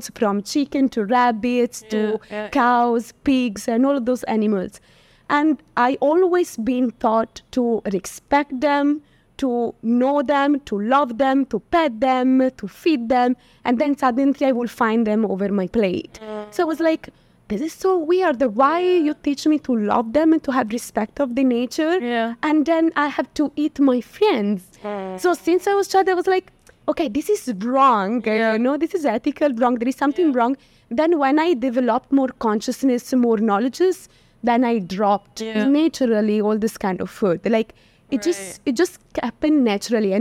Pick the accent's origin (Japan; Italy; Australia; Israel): Italy; Florence, Tuscany; moved away as an adult; also born or lived in London; now in India; I'm from Florence, yes. The city of art and of meat as well